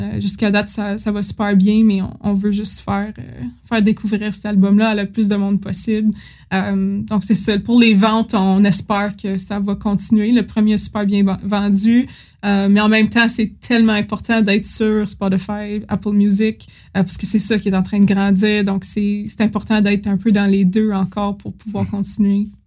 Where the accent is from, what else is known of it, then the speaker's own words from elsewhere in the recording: Timmins, Ontario, Canada; j'étais jeune, puis je venais de, de Timmins